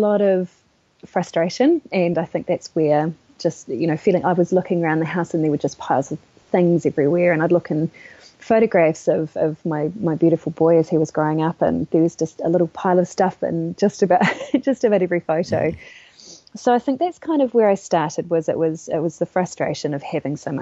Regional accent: Wellington, New Zealand; Today you find me in my hometown, Wellington, in New Zealand

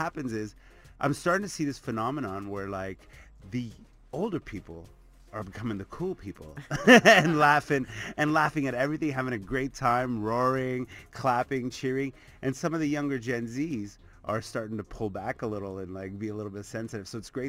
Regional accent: Canada; And obviously, I love my home country. I mean, Canadian tours for me, it's so much fun to go coast to coast

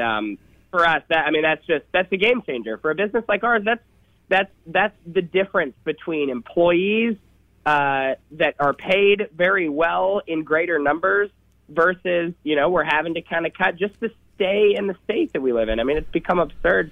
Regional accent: San Diego, California, United States; I am from San Diego

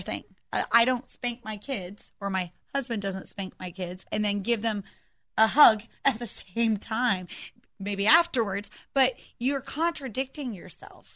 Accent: United States; we as American Christians

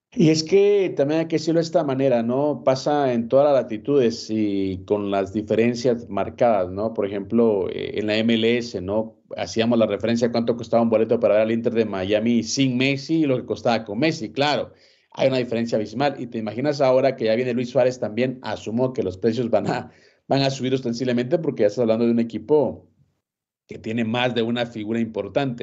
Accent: Guatemala; soy de Guatemala

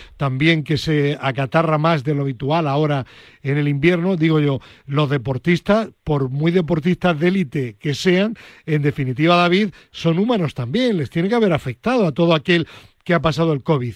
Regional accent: Granada, Andalusia, Spain; moved away; mi tierra de, de Granada

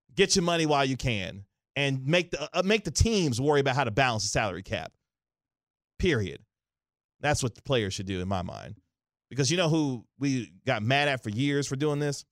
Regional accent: Kansas City, Missouri, United States; now in Dallas, United States; Kansas City, Missouri, my hometown

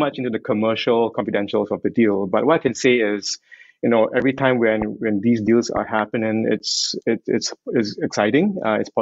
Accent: Singapore; I'm Singaporean

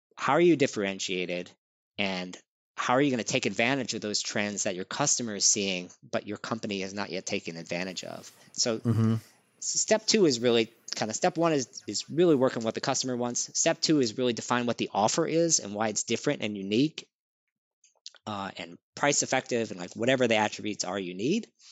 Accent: New Orleans, Louisiana, United States; now in New York, United States; I grew up in New Orleans, Louisiana.

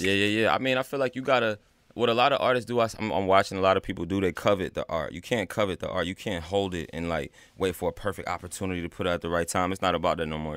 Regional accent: North Carolina, United States; I'm from North Carolina, though. You know, they were in the Army, and I was raised back, like, down south.

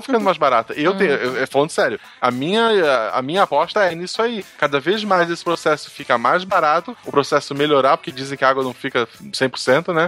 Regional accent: Florianópolis, Santa Catarina, Brazil; eu nasci em Florianópolis

